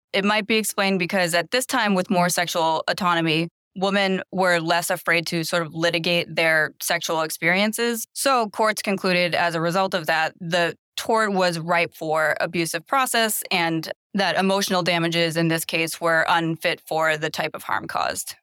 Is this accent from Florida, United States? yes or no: no; Massachusetts, United States; moved away as an adult; now in Los Angeles, United States; I'm originally from Massachusetts, and I moved to Los Angeles to go to law school